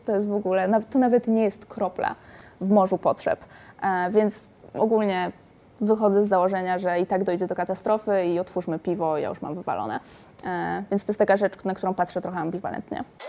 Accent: Silesian Voivodeship, Poland; moved away; moje miasto rodzinne, wychowywałam się na Górnym Śląsku

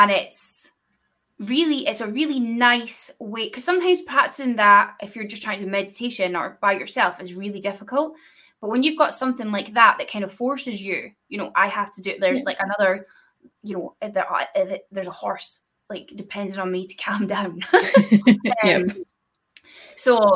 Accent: Scotland, United Kingdom; I'm from Scotland

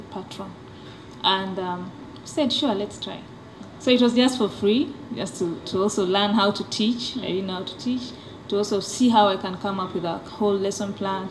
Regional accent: Kenya; now in Uganda; Originally, I'm from Kenya

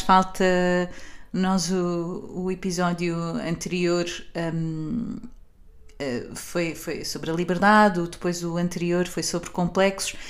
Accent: Portugal

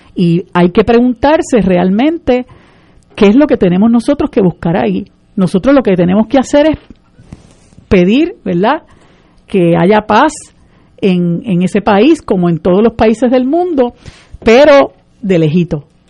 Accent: Puerto Rico; Nosotros somos un país latinoamericano, caribeño, distinto

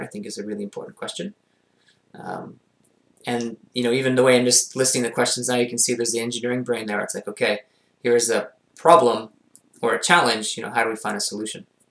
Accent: Montreal, Quebec, Canada; I grew up in the West Island of Montreal

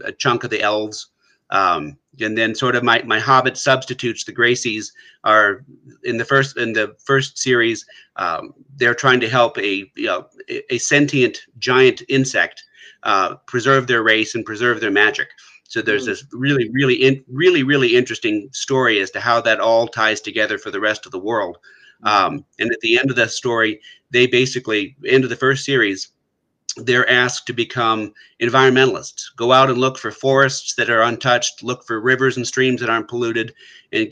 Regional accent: United States; where I grew up in the States

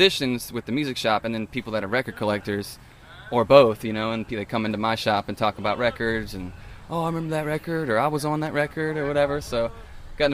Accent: Cajun, Louisiana, United States; I'm a Cajun boy

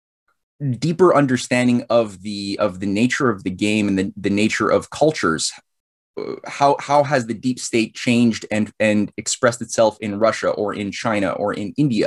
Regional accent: Canada; I'm a Canadian-based author, publishing a new series of books on American history

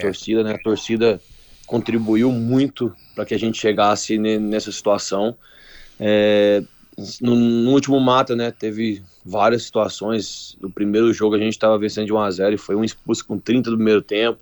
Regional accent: interior of Goiás, Brazil; now in Caxias do Sul, Brazil; sou de Goiás, interior de Goiás

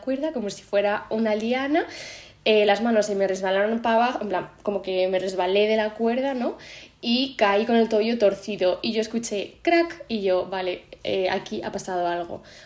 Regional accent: Spain

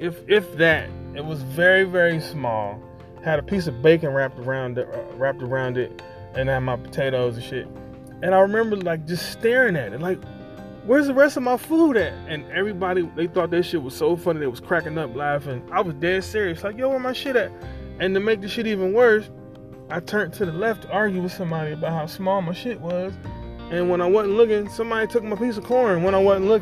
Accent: Ohio, United States; moved away; I grew up in Ohio.

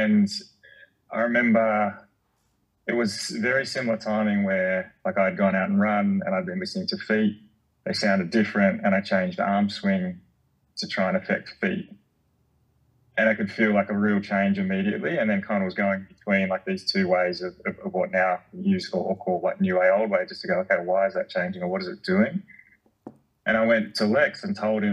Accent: Canberra, Australian Capital Territory, Australia; moved away; growing up in Canberra with the fire trails, and I grew up on a farm

